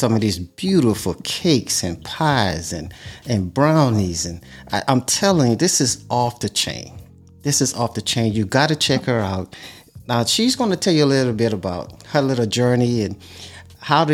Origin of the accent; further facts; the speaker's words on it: Louisiana, United States; I'm from Louisiana